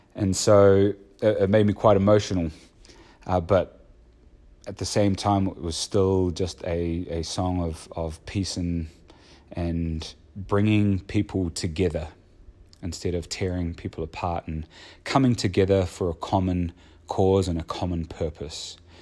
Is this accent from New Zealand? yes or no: yes; New Zealand; growing up in New Zealand